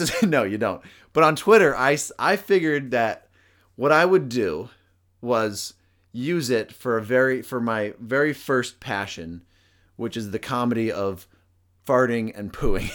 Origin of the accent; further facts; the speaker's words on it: United States; as an American